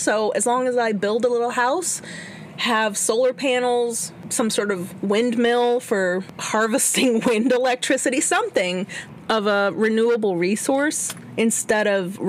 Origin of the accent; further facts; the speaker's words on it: Chicago, Illinois, United States; What are you talking about? I'm from Chicago.